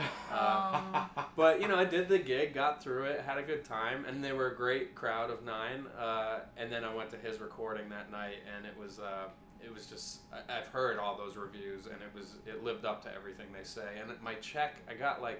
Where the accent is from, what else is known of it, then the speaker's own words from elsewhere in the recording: Hudson Valley, New York, United States; now in Brooklyn, United States; I'm from the Hudson Valley of New York